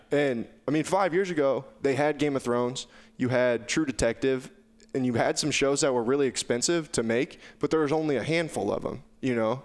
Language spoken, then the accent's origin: English; Southwest Iowa, United States; I was from Southwest Iowa